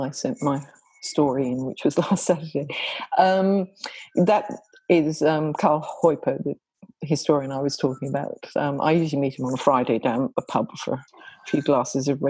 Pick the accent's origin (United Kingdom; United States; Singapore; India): United Kingdom; England; moved away as an adult; now in Australia; I'm English. And so some of that story takes place in England and in Cornwall. But I spent the first 20 plus years of my life there